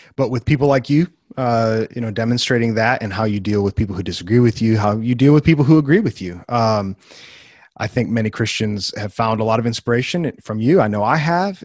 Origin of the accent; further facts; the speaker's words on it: Wheaton, Illinois, United States; moved away as an adult; also born or lived in Bible Belt; I grew up in Wheaton, which is a central hub